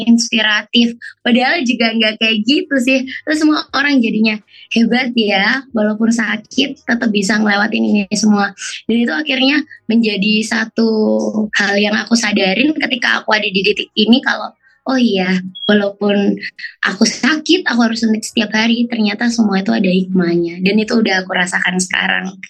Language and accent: Indonesian; Surabaya, East Java, Indonesia; aku dari Kota Surabaya